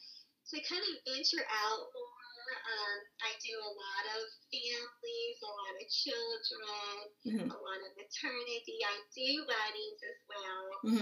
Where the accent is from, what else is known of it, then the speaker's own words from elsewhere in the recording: Columbia, South Carolina, United States; now in Charleston, United States; So I was born in Columbia, South Carolina, which okay. is the capital. Mm-hmm, mm-hmm. And I have been in Charleston for about 10 years.